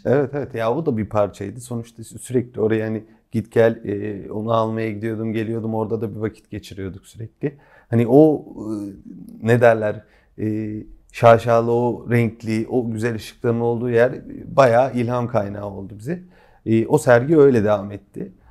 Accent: Kütahya, Turkey; Kütahyalıyız. Yani çocukluğumuz da Kütahya'ya geçti.

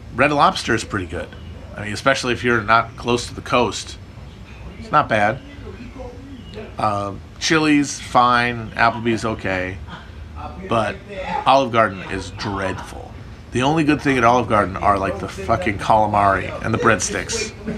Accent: Wisconsin, United States; moved away; Northern Wisconsin, my, my, my home state, is very pretty

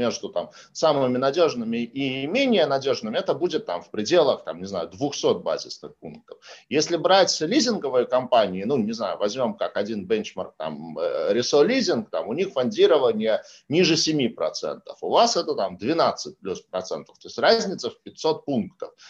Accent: Saint Petersburg, Russia; Кстати, вот, э, вот. в Санкт-Петербурге, в моем родном городе, из года в год пытаются запустить э, тему таких пассажирских речных перевозок.

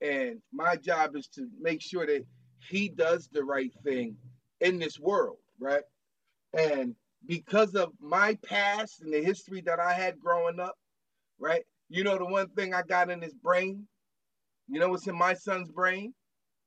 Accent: Parkside Projects, New Jersey, United States; I was from Parkside Projects

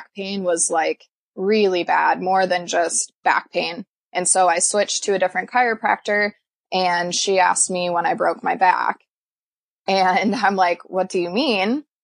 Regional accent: Iowa, United States; also born or lived in Des Moines, Iowa; I was born and raised in Des Moines, and then we moved over to the Quad Cities when I was in elementary school, and we lived here ever since

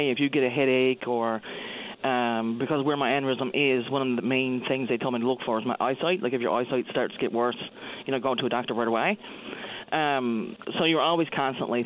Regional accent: Marystown, Newfoundland and Labrador, Canada; I'm from the Marystown area

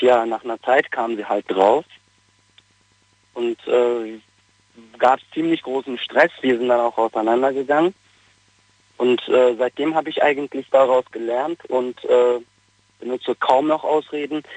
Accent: North Rhine-Westphalia, Germany; moved away as an adult; also born or lived in Bavaria; ich bin ja aus Nordrhein-Westfalen

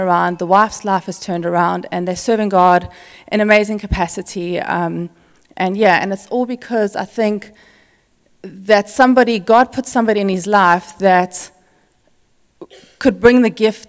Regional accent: South Africa; moved away; somebody that we grew up with in South Africa

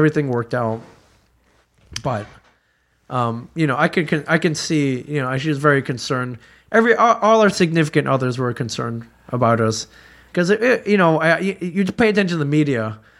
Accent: Michigan, United States; I grew up in Michigan. I can drive in snow.

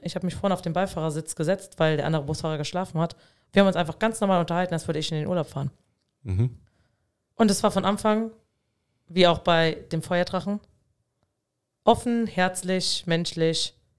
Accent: Dieblich, Rhineland-Palatinate, Germany; in meinem Heimatort in Dieblich

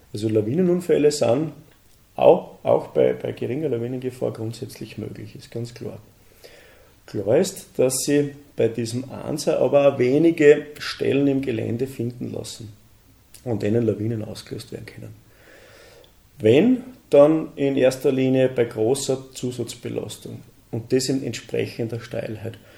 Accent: Admont, Styria, Austria; bin aus Atmund, bin hauptberuflicher Bergführer

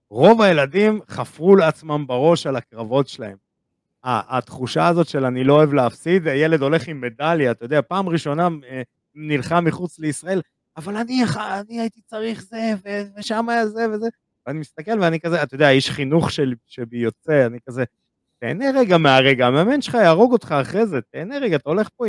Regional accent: Israel; הדבר הראשון שאני צועק לה, ניקה, בכל המלון, כי אנחנו ישראלים.

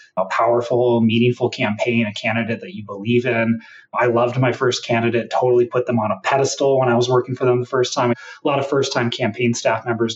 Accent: Washington, United States; also born or lived in Hawaii; I grew up in Washington State. I was born in Hawaii, hence the Hawaiian name. I grew up in Washington State

